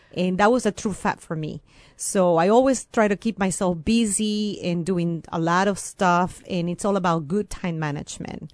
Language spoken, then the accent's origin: English; Venezuela; first language Spanish; English is a second language; moved away as an adult; also born or lived in Champaign-Urbana, Illinois, United States; now in United States; I came originally from Venezuela